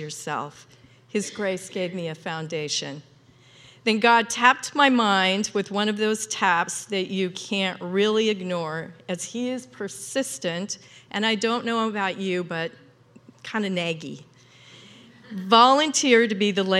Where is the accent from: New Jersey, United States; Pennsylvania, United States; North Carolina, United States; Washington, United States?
Washington, United States; Ritzville; I grew up in Eastern Washington. It's a small, in Ritzville, small Eastern Washington town